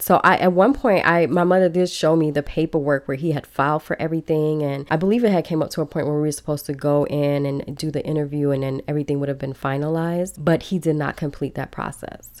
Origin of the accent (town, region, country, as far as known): Chicago, Illinois, United States; born or raised there; first language Belizean Creole; also born or lived in Belize / Los Angeles, California